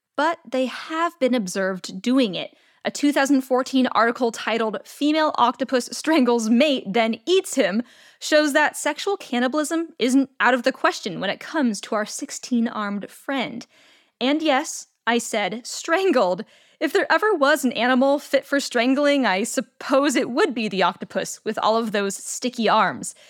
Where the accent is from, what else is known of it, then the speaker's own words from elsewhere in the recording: California, United States; my home state of California